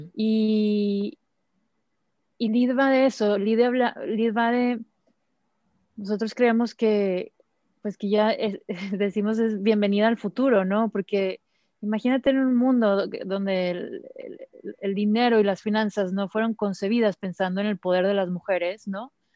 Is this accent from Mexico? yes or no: yes; Mexico